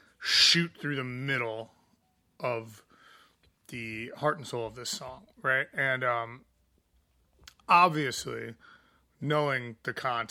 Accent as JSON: {"language": "English", "town": "Chicago", "region": "Illinois", "country": "United States", "tie": "born or raised there", "also_born_or_lived": "Missouri", "said": "I'm from Missouri. Yeah. Like, that's not far from where I grew up when I was real little, before I moved to Chicago. I moved here when I was 10, so... I mean, I basically grew up here, but, you know, like, I still feel like a ancestral home there."}